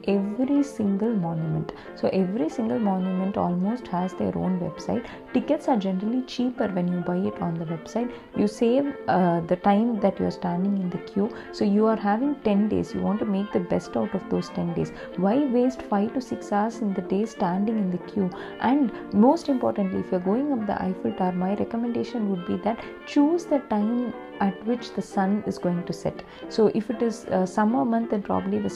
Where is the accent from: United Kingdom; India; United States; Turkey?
India; I am an Indian vegetarian